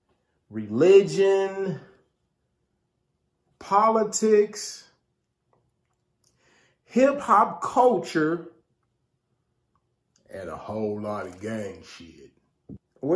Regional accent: Kansas City, United States; I grew up in the Kansas City area

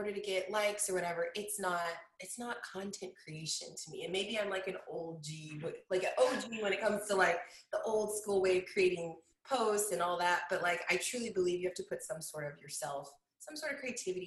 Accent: Kansas City, Missouri, United States; also born or lived in Denver, Colorado; I was born in Denver and I moved to Kansas City at the age of 9. So I still feel like Colorado is like my roots, but I've lived here in Kansas City longer than I lived

